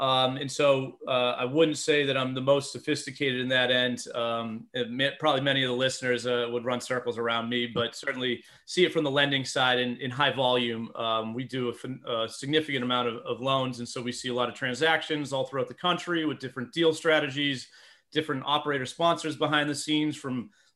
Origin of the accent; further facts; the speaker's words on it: Massachusetts, United States; moved away as an adult; now in Philadelphia, United States; So I'm born and raised in Massachusetts, go all things New England sports. Sorry for those that are against them. It's been a good couple decades here. But I reside in the suburbs of Philadelphia for the last about 15 years.